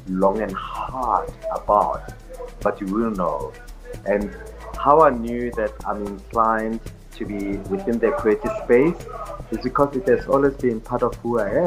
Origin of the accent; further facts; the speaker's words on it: Soweto, Gauteng, South Africa; I grew up in Soweto.